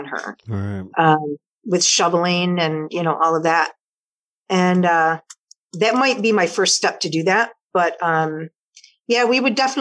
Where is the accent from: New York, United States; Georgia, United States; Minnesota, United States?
New York, United States; near Cooperstown; moved away as an adult; now in Hawaii, United States; I grew up in near Paints Hollow, New York, Cooperstown area, Baseball Hall of Fame. I grew up on a horse farm